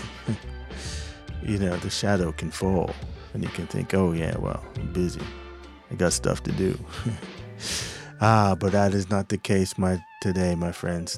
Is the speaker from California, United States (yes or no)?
no; New Jersey, United States; moved away; In my home state, Jersey